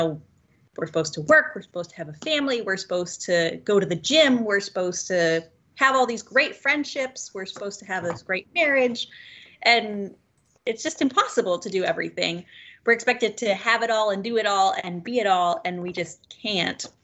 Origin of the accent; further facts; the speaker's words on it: Kansas, United States; also born or lived in Guatemala / Bolivia / East Chicago, Indiana; now in Milwaukee, United States; we're enjoying being up in here in Milwaukee. I'm originally from Kansas. I've traveled around a lot. I've lived in Guatemala, Bolivia